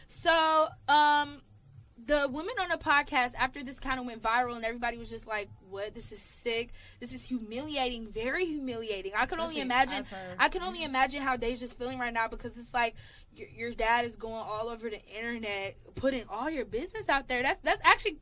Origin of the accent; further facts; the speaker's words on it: Atlanta, Georgia, United States; Y'all know I'm from Atlanta.